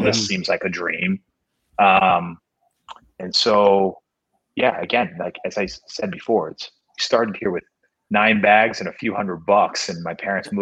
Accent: Chicago, Illinois, United States; also born or lived in Korea; I grew up in Chicago

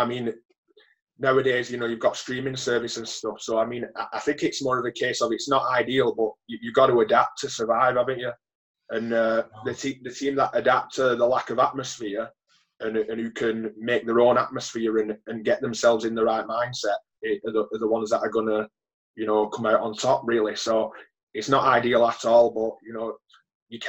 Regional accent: Wigan, North West England, United Kingdom; growing up in Wigan

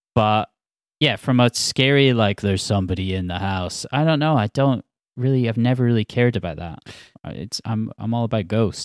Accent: Scotland, United Kingdom; also born or lived in Glasgow / Edinburgh; I grew up in Scotland.

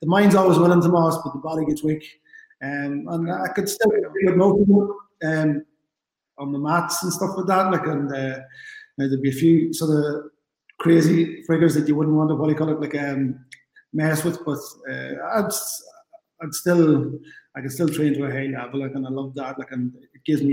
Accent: Ireland; the GAA is central to who we are as Irish people.

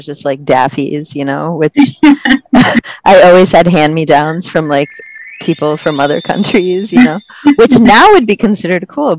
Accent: United States; I was about 21. I had visited for the first time, and just interacting with people, I was like, I'm very American.

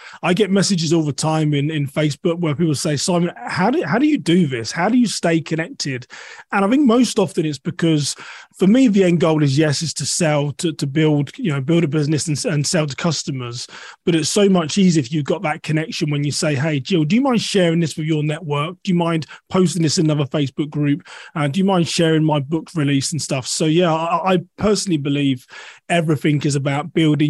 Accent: United Kingdom; moved away as an adult; now in United States; I'm originally from a town west of London. I've lived in the US for 11 years now

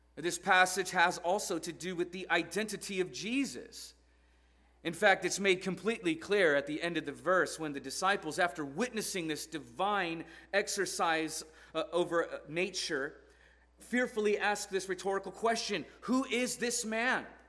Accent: Portland, Oregon, United States; I'm from Portland, Oregon, where it's always raining

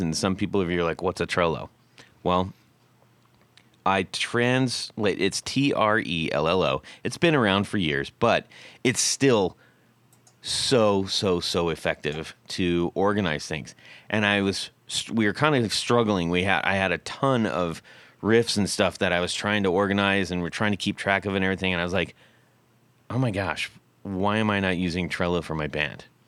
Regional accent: West Coast, United States; growing up on the West Coast

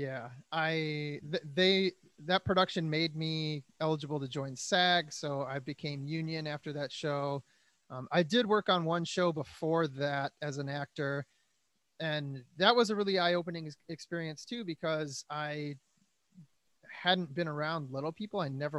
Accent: Detroit, Michigan, United States; now in Los Angeles, United States; I'm a musician from Detroit in LA.

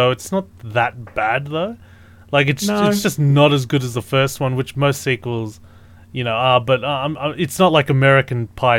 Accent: Australia; we're Australian. We understand where we have to go with this, all right?

